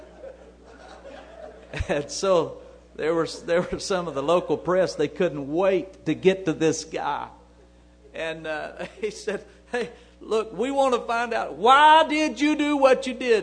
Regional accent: United States; I'm an American

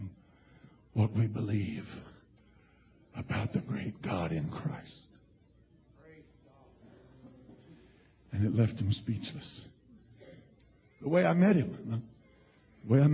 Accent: Pueblo, Colorado, United States; I was from Pueblo, Colorado.

